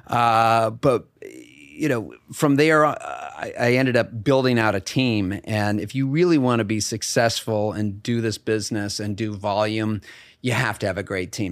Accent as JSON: {"language": "English", "town": "Bethesda", "region": "Maryland", "country": "United States", "tie": "born or raised there", "also_born_or_lived": "Burlington, Vermont / Madison, Wisconsin / Hamilton, New York", "moved": "as an adult", "said": "my father was transferred to the Washington Hospital Center. So I was in Bethesda, Maryland for at least ten, fifteen years."}